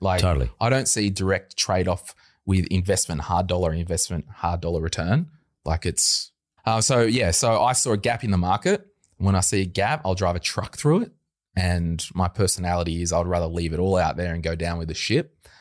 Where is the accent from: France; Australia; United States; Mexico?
Australia; Berkeley Vale, New South Wales; we grew up at Berkeley Vale. Lived yep. in one house for the first twenty five years